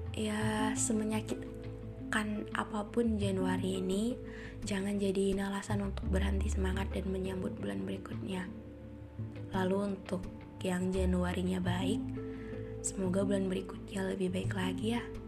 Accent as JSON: {"language": "Indonesian", "region": "North Sumatra", "country": "Indonesia", "moved": "as an adult", "lives_now": "Bali, Indonesia", "said": "aku dari Sumatera Utara kuliah di Bali"}